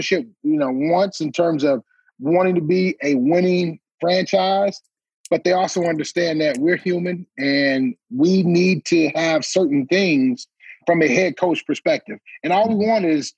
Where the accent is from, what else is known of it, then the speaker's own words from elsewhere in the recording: Detroit, Michigan, United States; we were in Detroit, my hometown